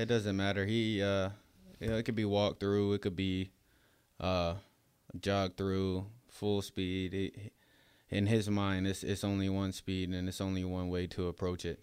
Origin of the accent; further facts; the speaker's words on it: upstate New York, United States; moved away as an adult; also born or lived in Florida; upstate New York is the place that raised